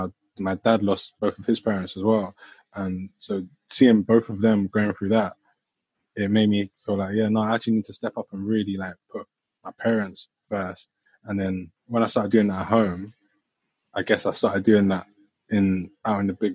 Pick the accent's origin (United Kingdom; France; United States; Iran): United Kingdom; Croydon, London; I'm from Croydon